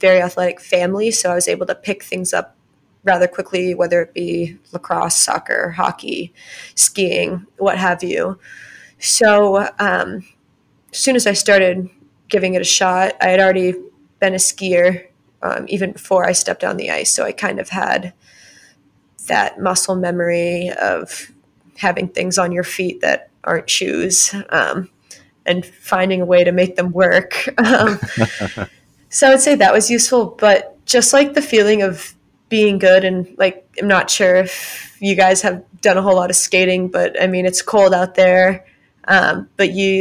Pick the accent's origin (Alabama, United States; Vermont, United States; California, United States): Vermont, United States; I'm from Vermont, small little town.